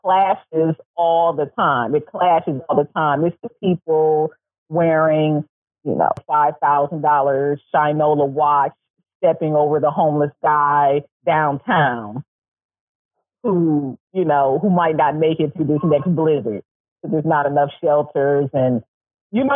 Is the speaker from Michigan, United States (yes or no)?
yes; Detroit, Michigan, United States; I grew up in Detroit